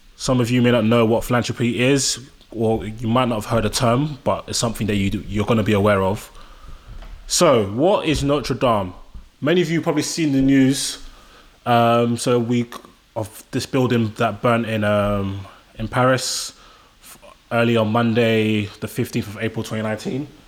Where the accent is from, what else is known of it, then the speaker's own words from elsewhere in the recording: London, United Kingdom; I'm Nigerian. I'm born and raised in London